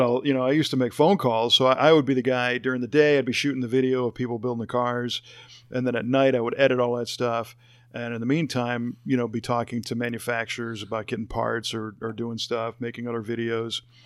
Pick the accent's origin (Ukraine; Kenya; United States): United States; Chicago, Illinois; moved away as an adult; also born or lived in Los Angeles, California; I grew up in the Chicago area, and then I lived in L